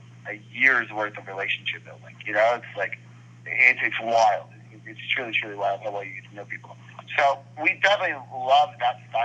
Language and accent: English; Austin, Texas, United States; Austin's my hometown